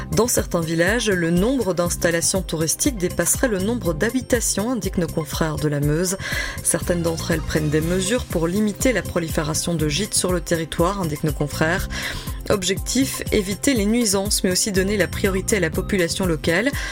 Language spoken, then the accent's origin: French; Belgium; Chez nous, en Belgique